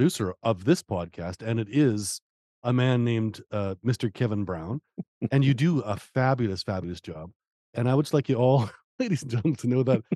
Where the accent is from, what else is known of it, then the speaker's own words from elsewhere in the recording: Canada; I'm just a dumb hoser from fucking Canada.